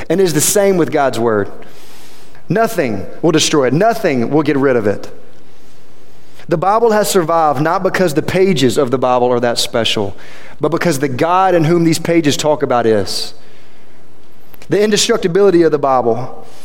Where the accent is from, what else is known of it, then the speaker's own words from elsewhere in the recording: Quitman, Louisiana, United States; I came from Quitman, Louisiana. Half of you don't even know where that's at still, and I talk about it all the time. 15 minutes that direction, south of here. That's where I'm from.